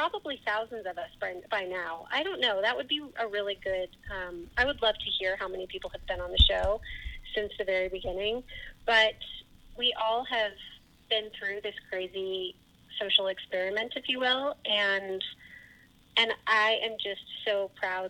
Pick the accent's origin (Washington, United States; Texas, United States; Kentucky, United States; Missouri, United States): Missouri, United States; Chesterfield; also born or lived in Indianapolis, Indiana; then we moved to Chesterfield, and I went to Highcroft Ridge for elementary school, and then Parkway Central